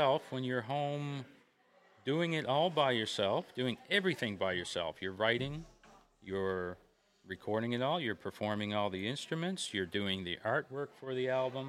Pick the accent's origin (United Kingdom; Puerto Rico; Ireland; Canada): Canada; Gander, Newfoundland and Labrador; I'm from Gander